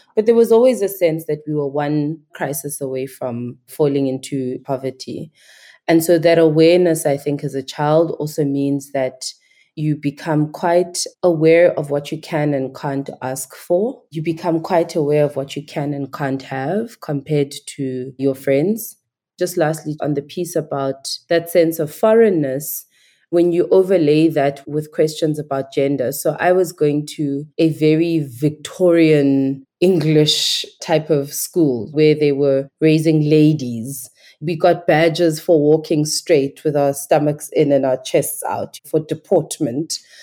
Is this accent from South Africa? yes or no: yes; Queenstown, Eastern Cape, South Africa; accent: Nigerian; also born or lived in Nigeria; I grew up in Queenstown, now known as Ekomani in South Africa